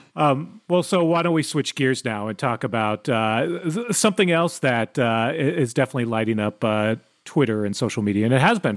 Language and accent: English; Oahu, Hawaii, United States; moved away; From Oahu, I went to uh, high school in Hawaii.